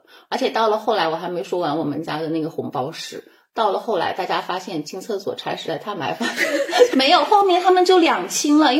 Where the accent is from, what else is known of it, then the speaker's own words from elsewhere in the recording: China; 虽然我们内地那边确实就很少是说吉利话的，但一般也说，比如说谢谢爷爷、谢谢奶奶啊什么的。